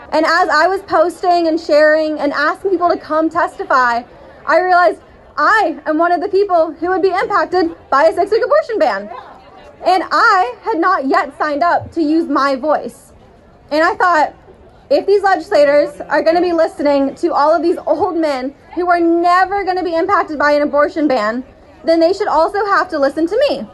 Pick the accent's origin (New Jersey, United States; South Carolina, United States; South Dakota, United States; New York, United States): South Carolina, United States; my home state of South Carolina